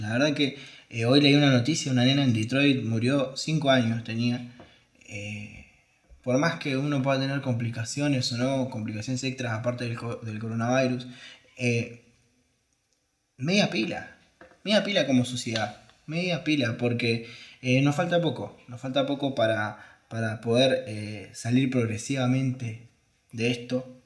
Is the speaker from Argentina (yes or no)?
yes; Argentina; como argentinos